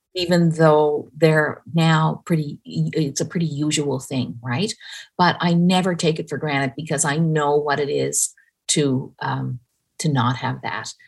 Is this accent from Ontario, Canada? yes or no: no; Newfoundland and Labrador, Canada; I grew up in Newfoundland.